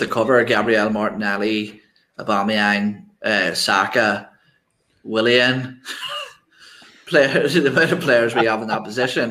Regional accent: Ireland; It's because I'm Irish. You're allowed to curse when you're Irish.

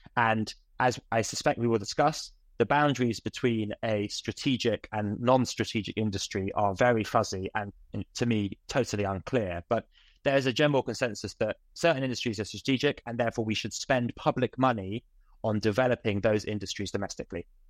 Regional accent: United Kingdom; as a British person

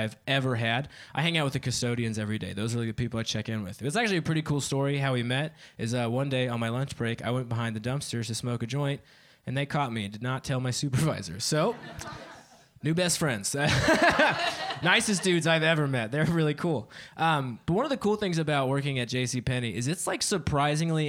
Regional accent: Dayton, Ohio, United States; now in Columbus, United States; I'm actually from Dayton, Ohio. You know that place you've heard on the news a lot recently? I'm from there.

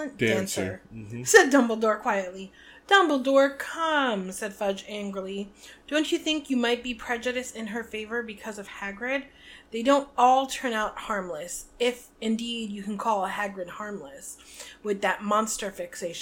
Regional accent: Northeast, United States; Growing up in the Northeast

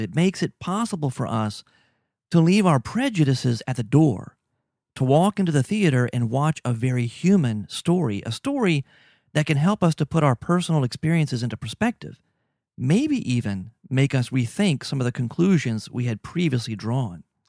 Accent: Louisiana, United States; also born or lived in Mexico; I'm from Louisiana.

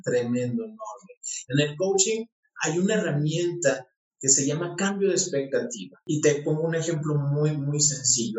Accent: Mexico; por mi pueblo en México

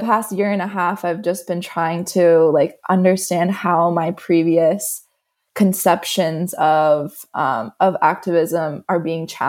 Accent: Florida, United States; moved away as an adult; now in Bra, Italy; I'm originally from the States, from Florida

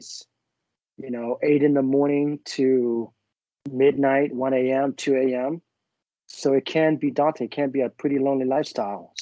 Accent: Vietnam; moved away; I was born in Vietnam

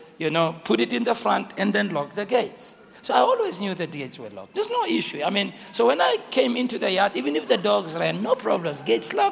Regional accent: Soweto, Gauteng, South Africa; growing up in Soweto

